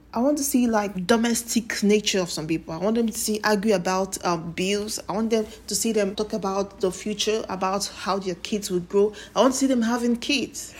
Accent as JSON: {"language": "English", "country": "Nigeria", "said": "As a Nigerian"}